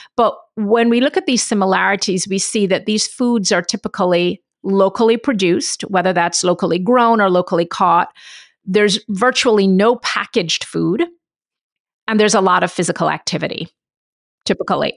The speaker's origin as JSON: {"language": "English", "country": "Jamaica", "said": "I'm from Jamaica, And, um, my dad's family's Indian"}